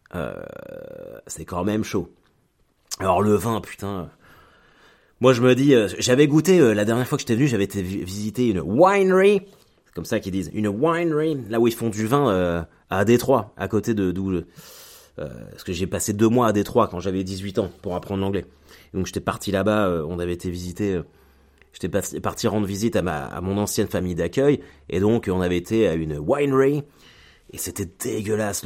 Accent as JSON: {"language": "French", "country": "France", "also_born_or_lived": "Caen", "said": "je suis français"}